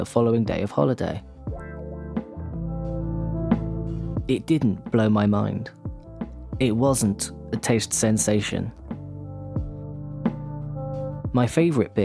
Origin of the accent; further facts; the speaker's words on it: England, United Kingdom; When I returned to jolly old England